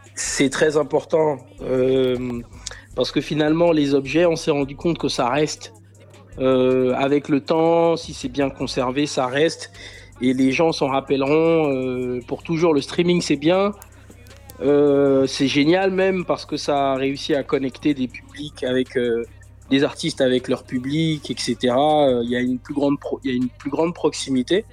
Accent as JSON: {"language": "French", "town": "Libreville", "region": "Estuaire", "country": "Gabon", "tie": "born or raised there", "moved": "as an adult", "lives_now": "France", "said": "je suis né à Libreville, j'ai grandi à Libreville, je suis arrivé en France il y a, il y a bientôt 10 ans."}